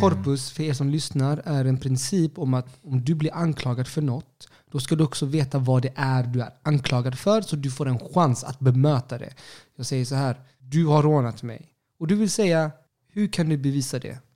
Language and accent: Swedish; Sweden; Jag, jag, jag är chilenare, alltså knappt chilenare. Jag är typ född i Sverige